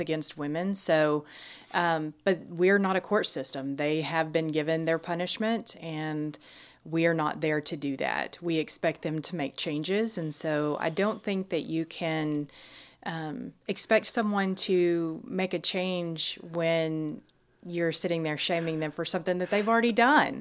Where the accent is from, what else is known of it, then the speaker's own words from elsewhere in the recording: Nacogdoches County, Texas, United States; also born or lived in Austin, Texas; born and raised in Nacogdoches County